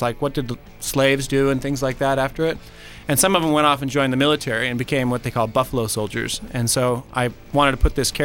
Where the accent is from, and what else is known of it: United States